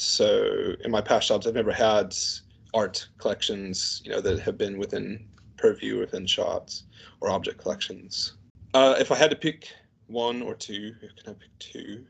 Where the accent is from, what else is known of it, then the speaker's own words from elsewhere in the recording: Canton, Ohio, United States; also born or lived in St. Louis, Missouri; now in United Kingdom; I grew up in a place called Canton, Ohio, which is about 40, 50 miles south of Cleveland, Ohio.